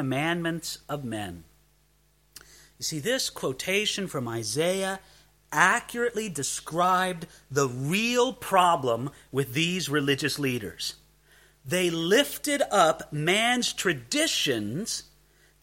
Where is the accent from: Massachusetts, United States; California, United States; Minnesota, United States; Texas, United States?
California, United States; Southern; I come from Southern California